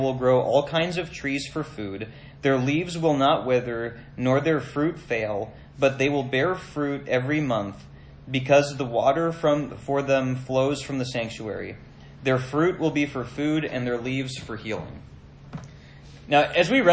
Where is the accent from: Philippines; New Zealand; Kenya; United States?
United States; Minnesota; Growing up in Minnesota, we had a, like, whenever the snow started to melt, we had a dirt driveway at the house that I grew up